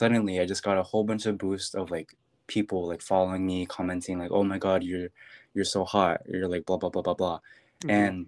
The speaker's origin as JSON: {"language": "English", "country": "Philippines", "said": "I'm Filipino."}